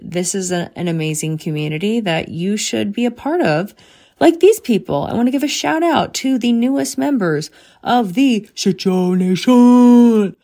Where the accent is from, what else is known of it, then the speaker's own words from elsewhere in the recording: Bryn Mawr, Pennsylvania, United States; I grew up in Bremar. I literally, Bremar College was essentially my backyard.